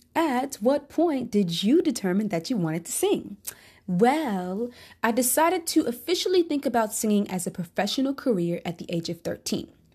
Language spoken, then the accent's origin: English; Charlotte, North Carolina, United States; also born or lived in Brooklyn, New York / East Harlem, New York; I'm originally from Brooklyn, New York. Lived there for a short time and spent my childhood days in the East Harlem until we moved to Charlotte, North Carolina when I was eight.